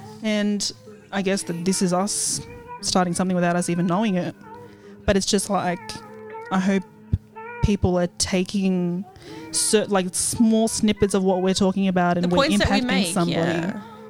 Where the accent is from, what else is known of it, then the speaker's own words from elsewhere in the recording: Maryland, United States; for instance, I grew up in Maryland.